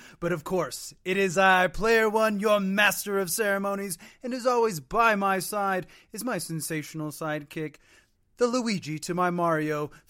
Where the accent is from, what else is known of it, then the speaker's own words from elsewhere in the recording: United States; I am American, after all. We don't learn certain languages here.